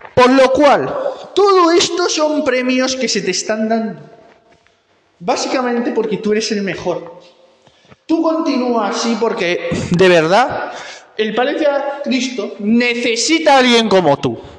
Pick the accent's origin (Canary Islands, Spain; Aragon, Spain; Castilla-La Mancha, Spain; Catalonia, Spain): Castilla-La Mancha, Spain; Tórtola de Henares; en mi pueblo en Tortola de Henares